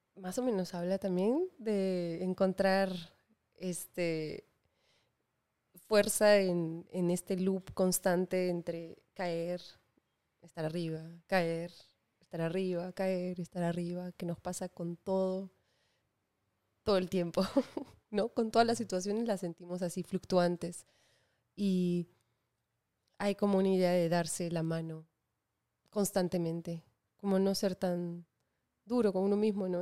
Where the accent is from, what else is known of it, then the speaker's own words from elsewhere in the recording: Lima, Peru; crecí en Lima